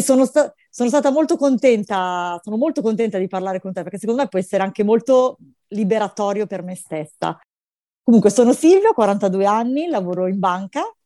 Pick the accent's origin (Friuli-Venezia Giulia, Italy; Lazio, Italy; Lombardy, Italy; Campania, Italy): Lombardy, Italy; Milan; io sono milanese